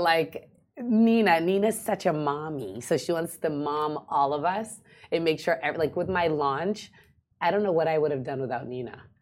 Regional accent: United States; moved away as an adult; now in Dubai, United Arab Emirates; I grew up watching Real Housewives in America. Mm. Um, it's huge in the states, and for me being an American expat

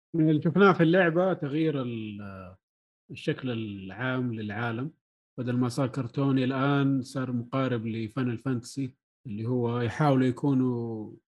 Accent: Saudi Arabia; هنا عندنا في السعوديه

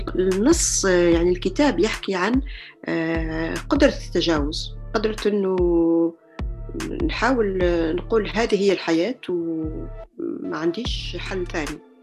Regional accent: Algeria; moved away as an adult; also born or lived in Germany / Tunisia; now in France; مولودة في الجزائر ودرست لحد يعني كملت دراستي الجامعية في الجزائر

